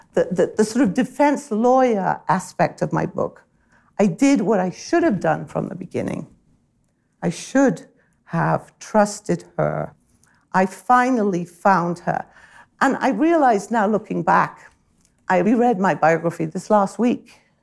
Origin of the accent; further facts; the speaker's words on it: United Kingdom; as a British person